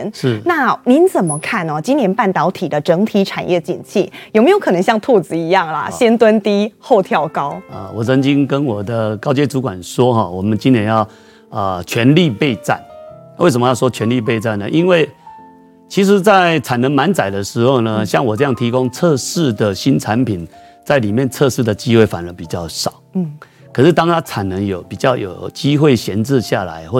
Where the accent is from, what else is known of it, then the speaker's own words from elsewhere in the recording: Sanchong, New Taipei, Taiwan; 因为我来自三重的模具界的黑手老板嘛，